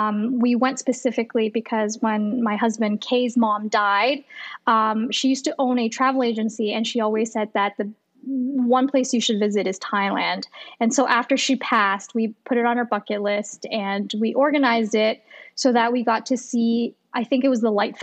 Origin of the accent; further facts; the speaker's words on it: Toronto, Ontario, Canada; also born or lived in Ottawa; through my teenage years, it was pretty stable in Toronto. So I always thought Toronto was my hometown, but technically I was born in Ottawa.